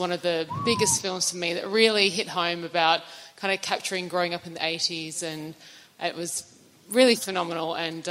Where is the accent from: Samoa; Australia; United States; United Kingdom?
Australia; moved away; growing up in Australia, there was a lot of American and British films.